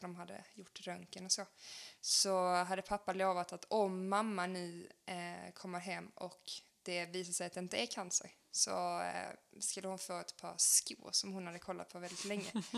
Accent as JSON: {"language": "Swedish", "town": "Helsingborg", "region": "Skåne", "country": "Sweden", "also_born_or_lived": "Ramlösa", "moved": "as an adult", "lives_now": "Landskrona, Sweden", "said": "jag kommer från Helsingborg"}